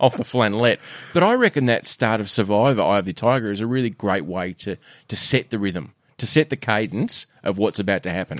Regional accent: Australia; an Aussie man

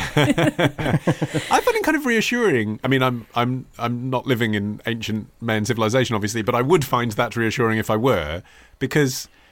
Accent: England, United Kingdom; when you are growing up in England

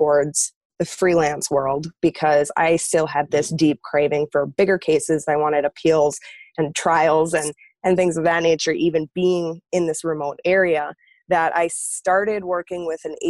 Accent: Minnesota, United States; moved away as an adult; also born or lived in Wisconsin; I was originally from Minnesota. I ended up moving to the middle of nowhere in Wisconsin

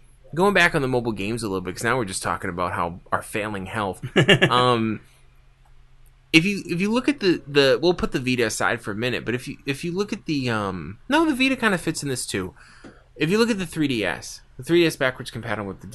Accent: East Coast, United States; I'm from the East Coast

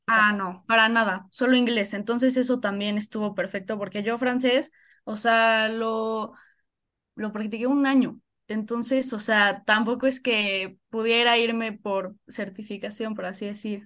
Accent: Puebla, Mexico; yo soy de Puebla, nací aquí en Puebla

